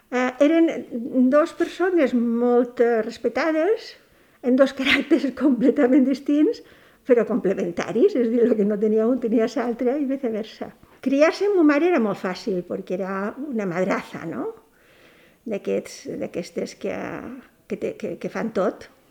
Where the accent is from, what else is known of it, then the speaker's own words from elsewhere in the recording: Petrer, Valencian Community, Spain; moved away as an adult; now in Balearic Islands, Spain; Vaig néixer a Petrer, província d'Alicant, eh, en 1945